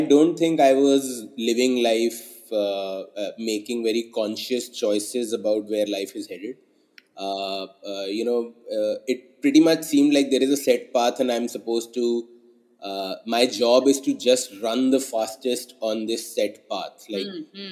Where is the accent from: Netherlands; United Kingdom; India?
India; Delhi; moved away as an adult; I was born and brought up in Delhi, spent my first like 20-21 years of life in Delhi